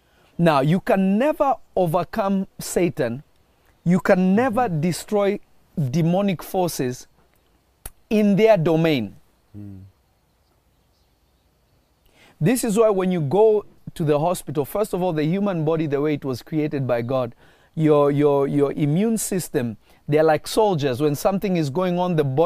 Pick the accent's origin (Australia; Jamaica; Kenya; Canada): Kenya; also born or lived in Tanzania; I grew up in Africa, in a place called Kenya, and I also spent time in Tanzania